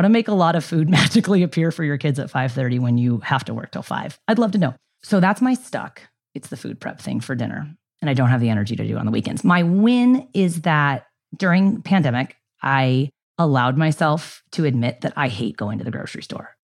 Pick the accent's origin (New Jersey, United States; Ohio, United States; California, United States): California, United States; San Diego; also born or lived in Ilam, Nepal / Bay Area, California; moved home fr-, to San Diego from the Bay Area